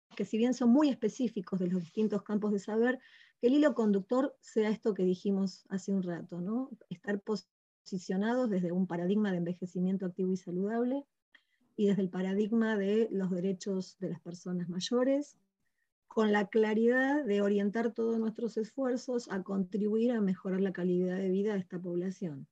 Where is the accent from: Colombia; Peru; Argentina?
Argentina; Patagonia; de distintas ciudades de nuestra Patagonia